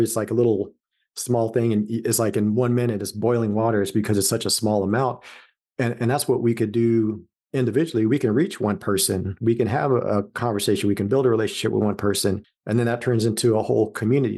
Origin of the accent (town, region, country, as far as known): Los Angeles, California, United States; born or raised there; moved away as an adult; also born or lived in Las Vegas; now in Columbus, United States